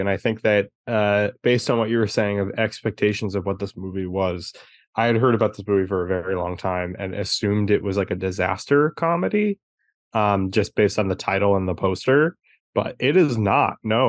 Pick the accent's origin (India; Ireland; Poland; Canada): Ireland; Hey, listen, I'm Irish. I love that movie.